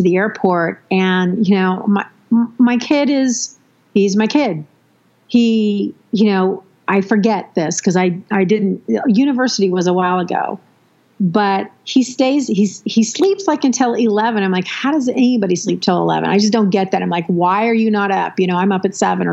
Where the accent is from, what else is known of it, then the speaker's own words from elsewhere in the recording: San Diego, California, United States; moved away; family that I was raised with down in the San Diego, California area